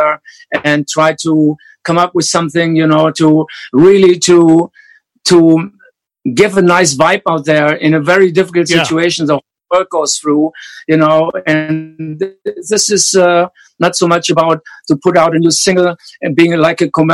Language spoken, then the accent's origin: English; Hanover, Lower Saxony, Germany; English is a second language; growing up in post-war Germany, like Rudolf and myself